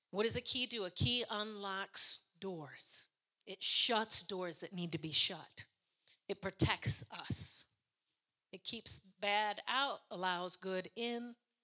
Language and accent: English; Ireland; Listen, I'm Irish, so that was my story.